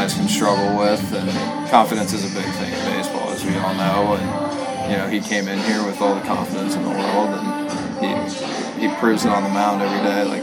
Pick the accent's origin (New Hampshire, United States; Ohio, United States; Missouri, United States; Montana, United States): Ohio, United States; Cincinnati; now in Tennessee, United States; I'm from Cincinnati, which is about 3.5 hours away